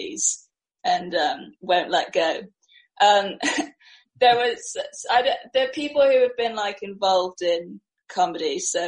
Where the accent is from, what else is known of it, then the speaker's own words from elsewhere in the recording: Singapore; moved away as an adult; also born or lived in New York; born and raised. Then I left at 18